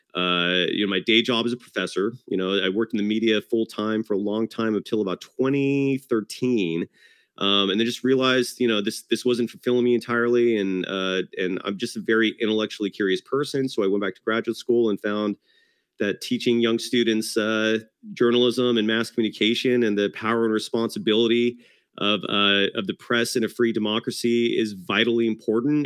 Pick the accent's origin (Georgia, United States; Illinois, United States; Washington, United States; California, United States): California, United States; Bay Area; also born or lived in Novato, California / Fremont, California / Hayward, California / Newark, California; I'm a born and raised Bay Arian